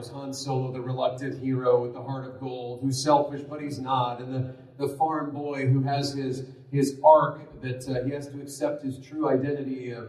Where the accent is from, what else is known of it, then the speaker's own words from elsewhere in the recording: California, United States; born there; also born or lived in Arizona / Colorado; I'm not from Utah. I was born in California, but it's safe to say I've lived most of my life in the West. A lot of years in Arizona, a few in Colorado.